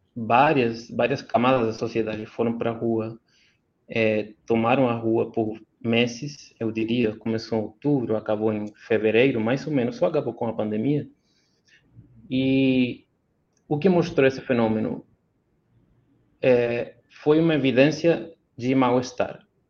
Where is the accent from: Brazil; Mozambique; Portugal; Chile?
Chile; Portuguese is a second language; como chileno